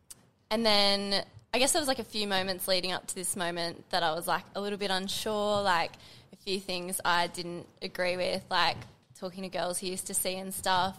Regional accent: Bribie Island, Queensland, Australia; now in Brisbane, Australia; Grew up in Bribie. Then moved to Brisbane when I was about 17. Still here.

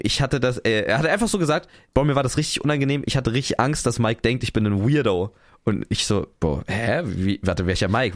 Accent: Potsdam, Brandenburg, Germany; moved away as an adult; now in Cologne, Germany; So, ich bin ja da in der Region aufgewachsen. Ähm, ich ich komme ja, ich komme nicht aus Berlin, aber ich komme aus Potsdam

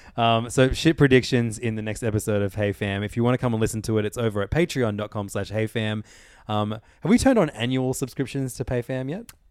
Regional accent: Ireland; moved away; my home country

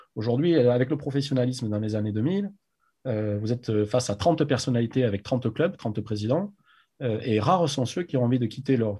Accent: Agen, Nouvelle-Aquitaine, France; moved away as an adult; also born or lived in New Zealand / United States / Biarritz; je suis né à Agen, j'ai grandi là-bas jusqu'à mes 20 ans

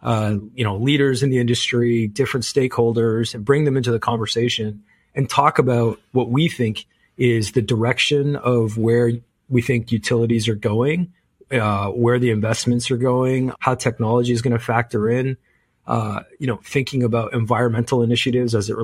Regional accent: Canada; as a Canadian

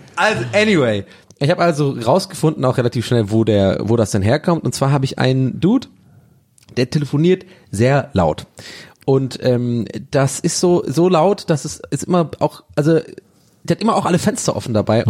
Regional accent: Tübingen, Baden-Württemberg, Germany; now in Berlin, Germany; bei uns in Tübingen gab es diese Komposthaufen

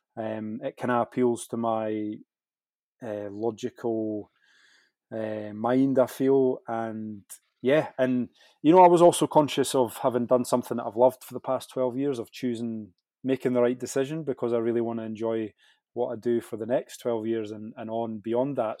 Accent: Scottish Borders, Scotland, United Kingdom; I grew up in Scottish Borders

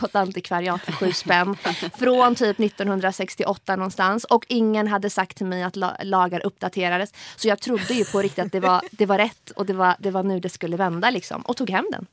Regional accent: Sweden; jag kom till Sverige som flyktingbarn och växte upp i ett socioekonomiskt väldigt utsatt

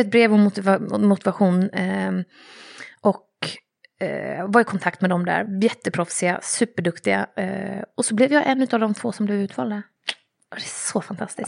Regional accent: Jönköping, Jönköping County, Sweden; also born or lived in Vännäs, Umeå; Jag har vuxit upp i Jönköping. Jönköping. Eller egentligen i Umeå och Jönköping.

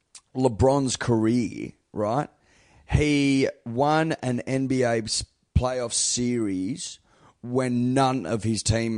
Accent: Australia; I'm Australian. I was born in Australia. I'm Australian.

